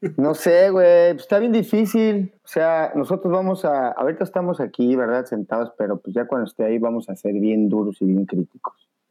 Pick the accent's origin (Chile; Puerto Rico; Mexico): Mexico; somos mexicanos